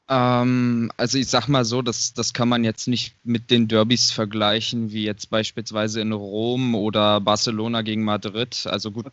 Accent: Hennigsdorf, Brandenburg, Germany; bin gebürtiger Hennigsdorfer

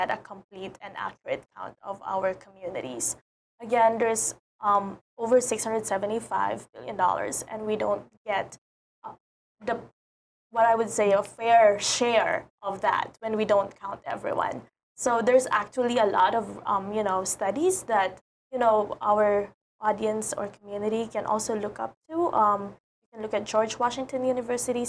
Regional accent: Mindanao, Philippines; moved away as an adult; now in Hawaii, United States; I came from the Philippines.

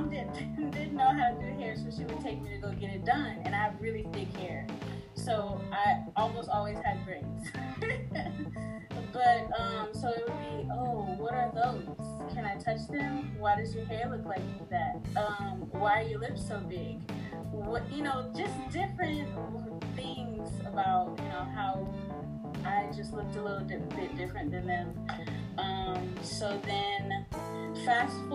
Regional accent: Katy, Texas, United States; also born or lived in New Orleans, Louisiana; I was born in New Orleans, Louisiana, and my parents moved here to Katy, Texas, where I still currently reside, when I was five

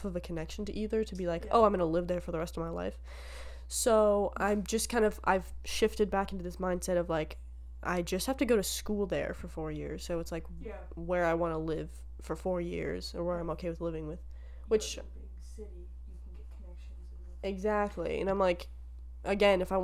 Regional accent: Canada; we're proud of being Canadian

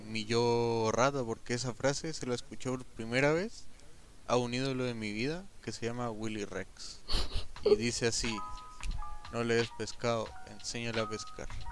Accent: Colombia; now in Chile; Soy colombiano

